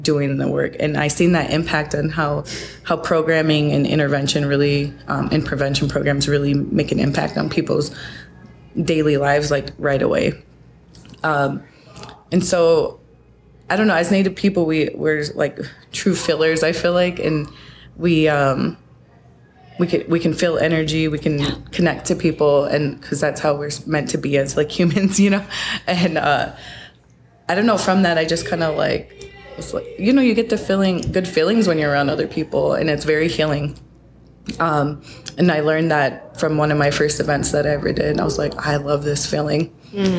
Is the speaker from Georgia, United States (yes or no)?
no; Sioux Falls, South Dakota, United States; also born or lived in Fort Peck Reservation, Montana; my family moved here when I was 5. And so I grew up in Sioux Falls.